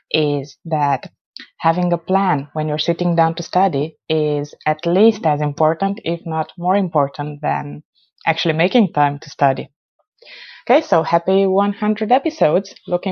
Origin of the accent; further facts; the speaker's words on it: Romania; from Romania.